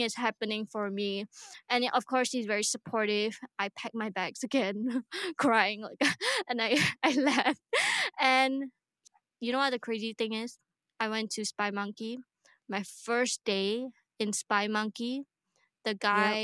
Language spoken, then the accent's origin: English; Singapore; I'm Singaporean. I live here